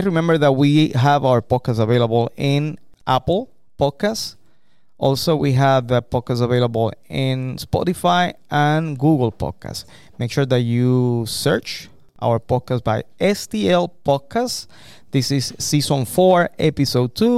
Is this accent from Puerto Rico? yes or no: yes; Puerto Rico; now in United States; As a teacher for me, I'm from Puerto Rico